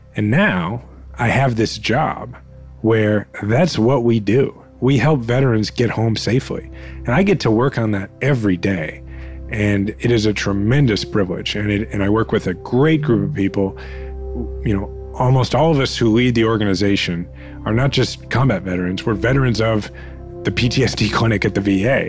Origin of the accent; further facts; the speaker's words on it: Kansas City, Missouri, United States; I needed to become mayor of my hometown